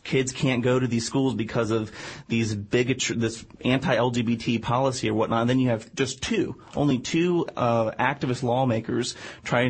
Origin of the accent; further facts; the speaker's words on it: Orlando, Florida, United States; I'm from Orlando. I did all my schooling in the Orlando area